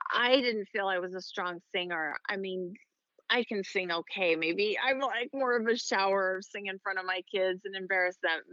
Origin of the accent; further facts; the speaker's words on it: Idaho, United States; I grew up in Idaho, so it wasn't a huge pageant state